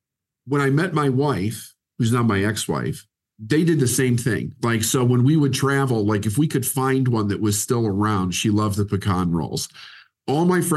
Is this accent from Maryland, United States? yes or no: no; Chicago, Illinois, United States; I was born and raised in Chicago